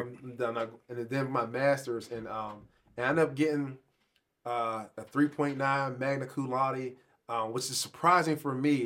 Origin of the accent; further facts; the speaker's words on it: Pittsburgh, Pennsylvania, United States; I grew up in Pittsburgh.